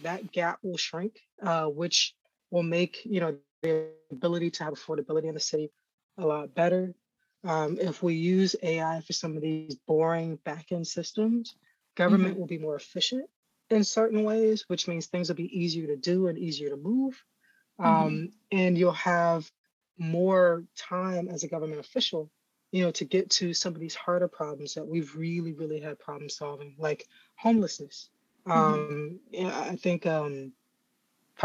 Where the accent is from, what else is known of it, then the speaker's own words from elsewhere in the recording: Florida, United States; I'm from Florida